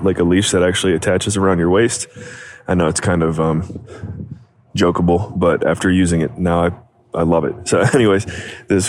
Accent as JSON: {"language": "English", "country": "United States", "tie": "born or raised there", "moved": "as an adult", "lives_now": "Alberta, Canada", "said": "growing up in the States"}